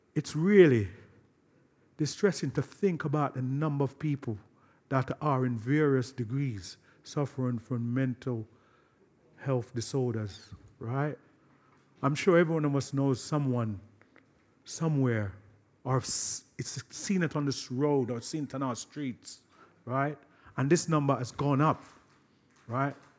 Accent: London, United Kingdom; my hometown, Brixton

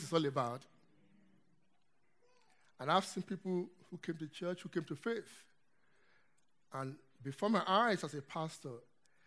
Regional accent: Nigeria; moved away; I come from Nigeria, as you can hear from my accent

